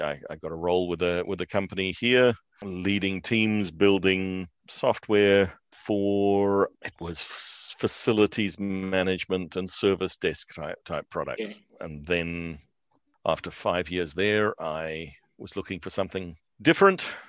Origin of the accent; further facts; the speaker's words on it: New Zealand; moved away; also born or lived in South Africa; I'm a New Zealander by birth, but we were living in South Africa at that stage